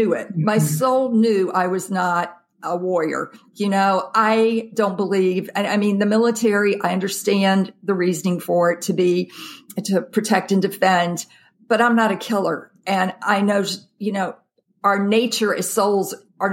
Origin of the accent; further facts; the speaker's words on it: Jackson, Mississippi, United States; moved away as an adult; I grew up in the South, Jackson, Mississippi